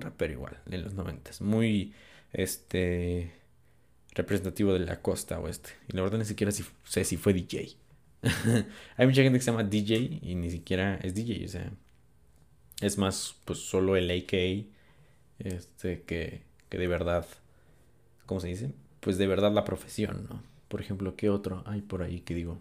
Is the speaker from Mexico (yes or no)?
yes; Mexico; soy de México